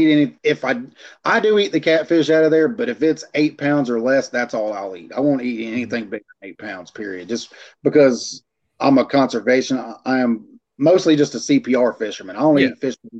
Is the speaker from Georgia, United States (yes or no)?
yes; Middle Georgia, United States; moved away; I'm originally from Middle Georgia